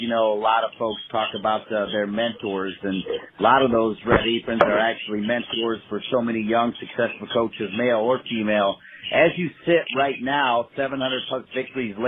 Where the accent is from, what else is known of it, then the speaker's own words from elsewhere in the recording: Ohio, United States; my home state to call it home, Ohio